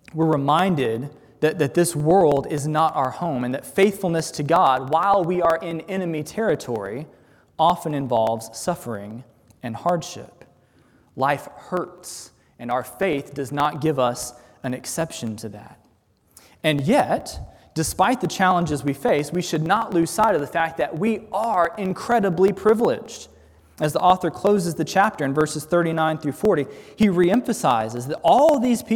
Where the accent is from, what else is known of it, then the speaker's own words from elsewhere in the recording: United States; American Christians